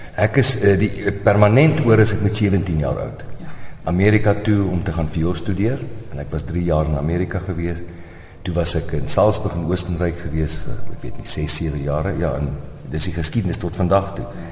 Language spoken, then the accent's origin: Afrikaans; South Africa; moved away as an adult; ek is nog 'n Suid-Afrikaner